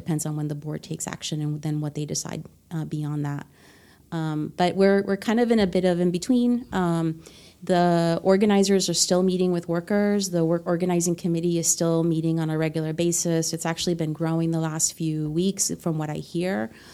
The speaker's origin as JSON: {"language": "English", "country": "Honduras", "tie": "born or raised there", "second_language": "English", "moved": "yes", "said": "I was born in Honduras"}